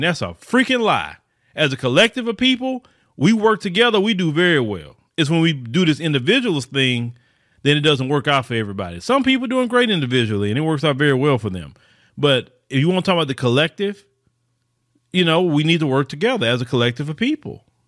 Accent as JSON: {"language": "English", "town": "Port Arthur", "region": "Texas", "country": "United States", "tie": "born or raised there", "lives_now": "Houston, United States", "said": "I was born right here in the United States of America. Born right in Port Arthur, Texas, originally. You know, I stay in Houston"}